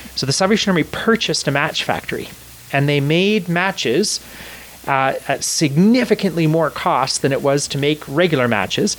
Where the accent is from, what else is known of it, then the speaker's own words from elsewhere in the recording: Canada; I was born in Canada. My family immigrated to Canada from Scotland